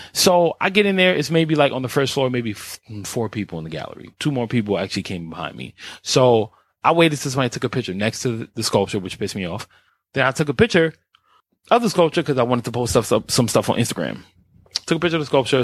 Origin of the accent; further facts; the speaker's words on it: New York, United States; me being the New Yorker I am